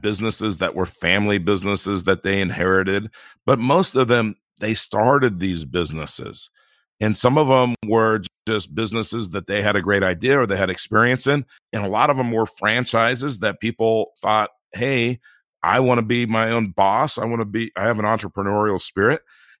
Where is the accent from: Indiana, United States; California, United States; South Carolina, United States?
California, United States; Inglewood; I grew up in Inglewood, California, and it's an inner city part of Los Angeles, and we really didn't have anything.